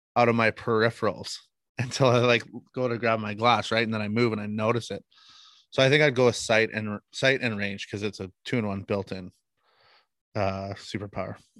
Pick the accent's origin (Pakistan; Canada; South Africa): Canada; Manitoba; we're from Manitoba. Uh, I live in the western part of Manitoba, uh, in a town or a city called Brandon